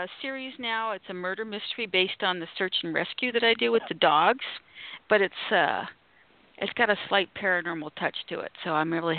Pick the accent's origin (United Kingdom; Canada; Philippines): Canada; moved away; also born or lived in Los Angeles; I'm from Canada, so this is up in the frozen north